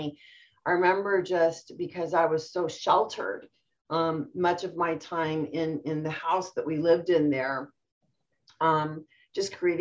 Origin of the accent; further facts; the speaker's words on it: United States; also born or lived in Iran; I'm first generation born here in the United States